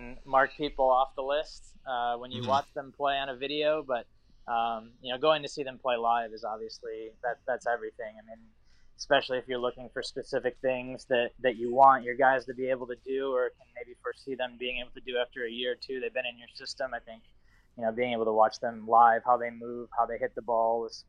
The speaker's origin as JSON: {"language": "English", "region": "Ohio", "country": "United States", "tie": "born or raised there", "said": "You know, just obviously I grew up in Ohio, couldn't pass up the opportunity for Ohio State"}